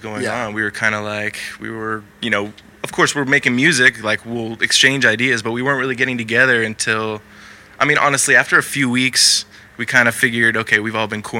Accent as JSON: {"language": "English", "town": "Austin", "region": "Texas", "country": "United States", "moved": "yes", "lives_now": "California, United States", "said": "we're from Texas originally. And we all came out at separate times to California"}